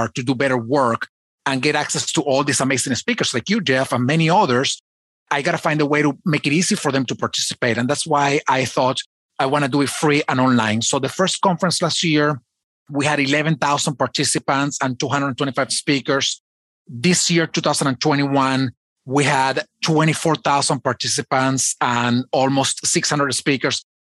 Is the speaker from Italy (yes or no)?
no; Venezuela; I was born in Venezuela.